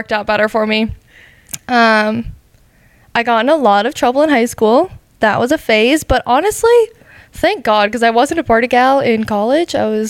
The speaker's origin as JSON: {"language": "English", "region": "South Dakota", "country": "United States", "tie": "born or raised there", "said": "I grew up in South Dakota."}